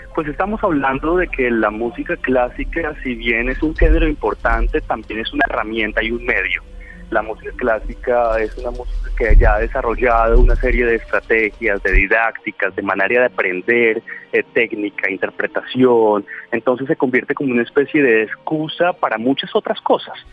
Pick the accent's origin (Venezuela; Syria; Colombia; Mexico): Colombia; Nosotros en Colombia